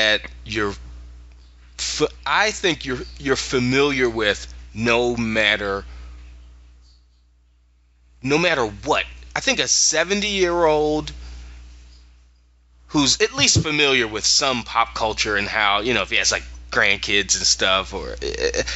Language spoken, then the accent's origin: English; Philadelphia, Pennsylvania, United States; we're from Philly